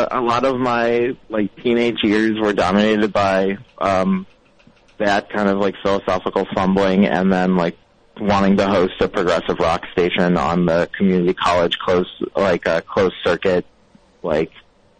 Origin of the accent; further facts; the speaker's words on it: Ohio, United States; In like Northeast Ohio.